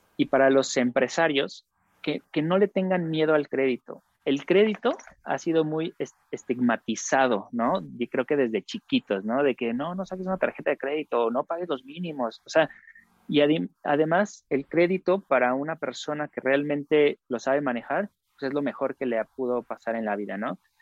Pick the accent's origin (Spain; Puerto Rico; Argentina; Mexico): Mexico; todos nosotros como mexicanos